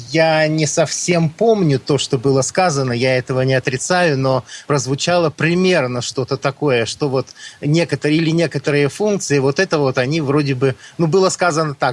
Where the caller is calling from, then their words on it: Novosibirsk, Novosibirsk Oblast, Russia; Э, я из Новосибирска.